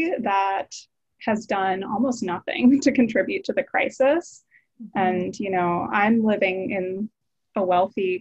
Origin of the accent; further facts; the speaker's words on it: Maryland, United States; also born or lived in Kerala, India; now in San Francisco, United States; I grew up in Maryland